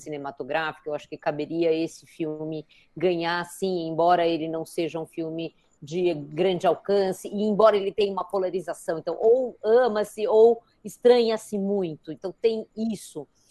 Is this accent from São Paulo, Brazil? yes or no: yes; São Paulo, Brazil; eu que sou paulistana também